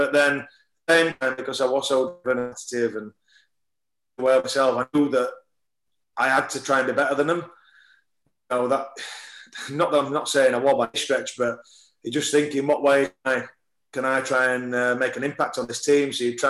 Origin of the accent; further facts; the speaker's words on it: Wakefield, Yorkshire and the Humber, United Kingdom; Obviously, it was Wakefield, my hometown team, so all your mates are going to be there and everything else.